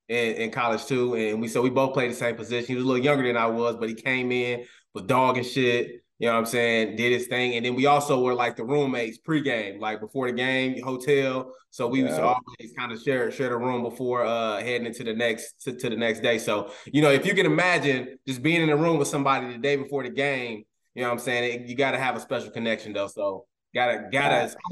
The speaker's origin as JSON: {"language": "English", "region": "Indiana", "country": "United States", "tie": "born or raised there", "also_born_or_lived": "Alaska", "said": "I mean, I was born in Alaska, you know what I'm saying? But, you know, I spent my entire life, though, in Indiana, though."}